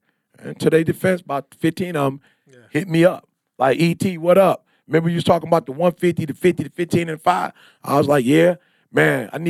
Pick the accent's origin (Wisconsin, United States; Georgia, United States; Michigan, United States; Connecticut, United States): Michigan, United States; Detroit; I'm from Detroit. We read 21 books a year. I'm from Detroit. We write books.